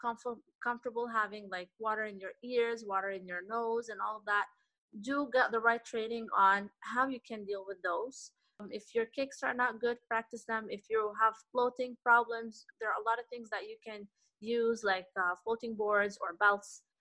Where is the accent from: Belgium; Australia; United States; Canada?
Canada; i grew up in canada